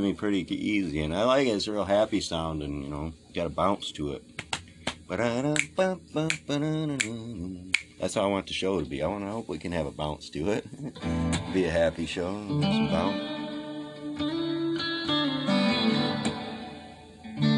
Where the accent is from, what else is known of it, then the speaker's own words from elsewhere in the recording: Detroit, Michigan, United States; also born or lived in Pontiac, Michigan; I am from Detroit, Michigan.